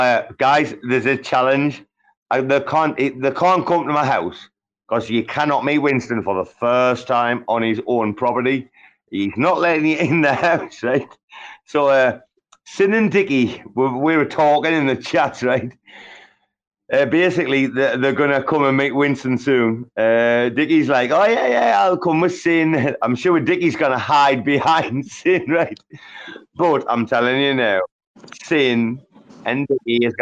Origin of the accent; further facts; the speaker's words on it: Sunderland, North East England, United Kingdom; we're not Welsh. Nah, we're from fucking Sunderland